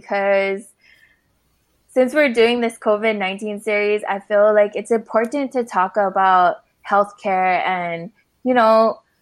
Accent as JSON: {"language": "English", "town": "Honolulu", "region": "Hawaii", "country": "United States", "moved": "yes", "lives_now": "Texas, United States", "said": "I come from Papakule Oahu, and I'm now residing in Texas"}